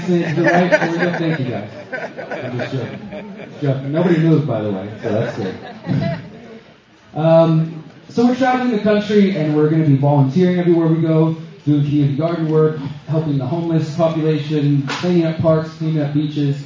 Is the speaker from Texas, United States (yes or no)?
yes; Houston, Texas, United States; moved away as an adult; now in Mexico; I'm from Houston, Texas originally.